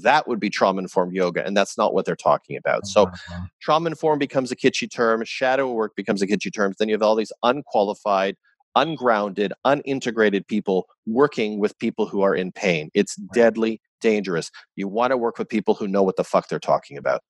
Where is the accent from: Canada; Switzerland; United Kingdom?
Canada; as a Canadian